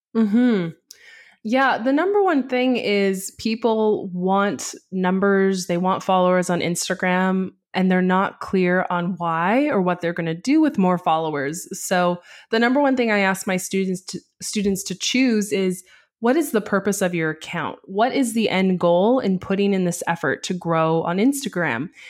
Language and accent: English; Canada; I'm Canadian